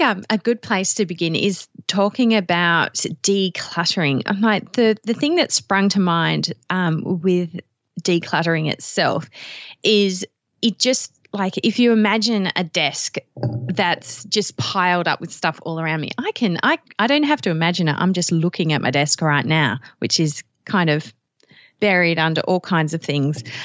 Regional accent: Australia; you can probably tell from even the few words I've spoken, I'm from Australia

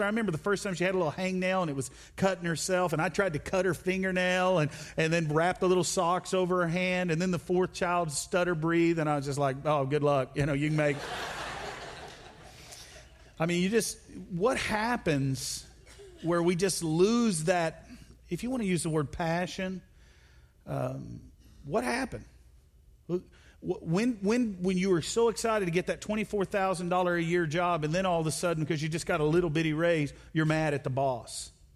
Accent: Arkansas, United States; born or raised there

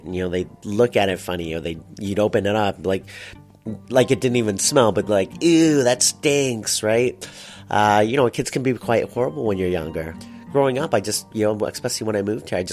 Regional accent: Toronto, Ontario, Canada; also born or lived in Markham, Ontario; I was born in Scarborough and then brought up in Scarborough.

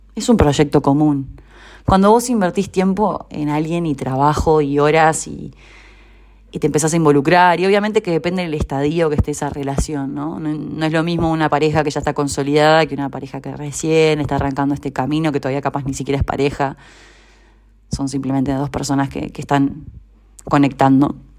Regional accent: Uruguay; moved away as an adult; now in Argentina; hace un año vivo en Argentina, soy uruguaya

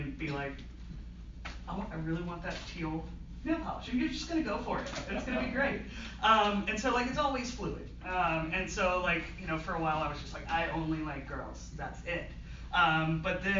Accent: Southern Virginia, United States; I grew up in Southern Virginia, right on the North Carolina line.

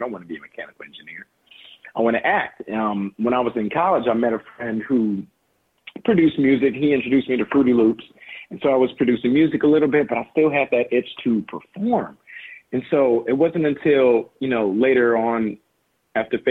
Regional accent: Los Angeles, California, United States; We live in South LA. We grew up in South

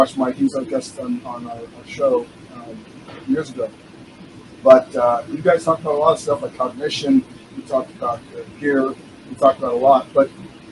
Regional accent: Vietnam; moved away; I was from Vietnam, came here

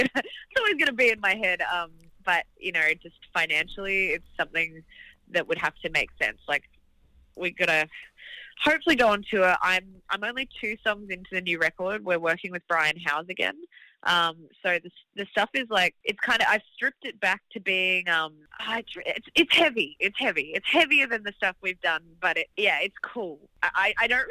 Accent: Gold Coast, Queensland, Australia; accent: Australian; moved away as an adult; also born or lived in Melbourne, Australia; now in Los Angeles, United States; I used to love playing this venue in my hometown called the Beer Garden. It was Surfers Paradise Beer Garden

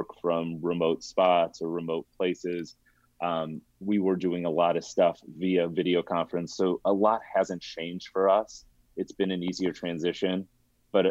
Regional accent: Colorado, United States; moved away as an adult; now in California, United States; born and raised in Colorado, still have a lot of pride in my roots

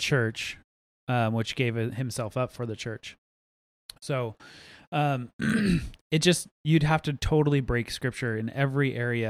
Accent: United States; And I get it from a constitutional standpoint, and I'm an American, so therefore I do have rights.

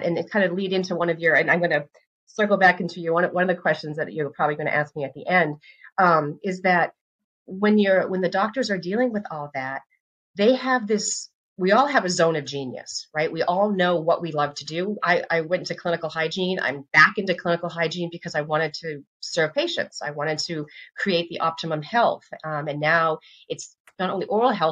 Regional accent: Northeast, United States; also born or lived in the South; now in US South; I'm originally from the Northeast. And now I'm in the South

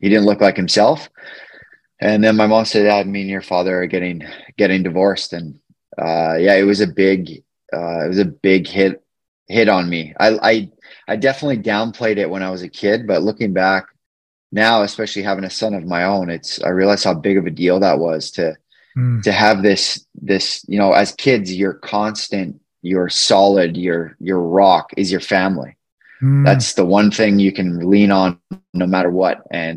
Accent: Beaumont, Alberta, Canada; now in Edmonton, Canada; I grew up in a small town just outside of Edmonton. It's called Beaumont.

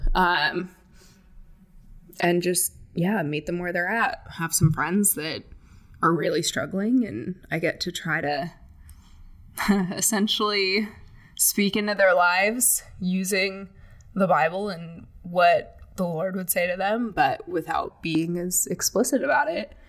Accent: Palm Springs, California, United States; moved away; I am originally from the Palm Springs area, California. So basically, moved one desert to the other.

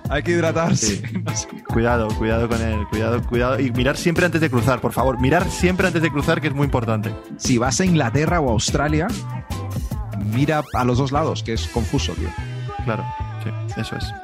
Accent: Dominican Republic; Yo soy dominicana también.

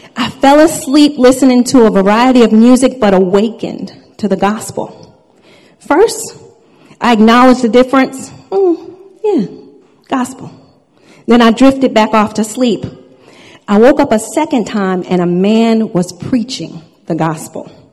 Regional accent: Long Island, New York, United States; I was born and raised on Long Island, New York

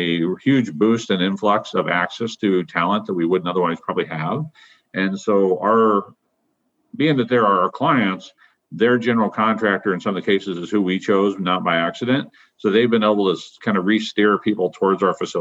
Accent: Omaha, Nebraska, United States; I was born and raised in Omaha

